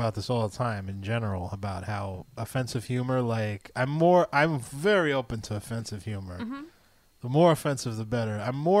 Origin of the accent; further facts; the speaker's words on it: New York, United States; we're all Jews from New York.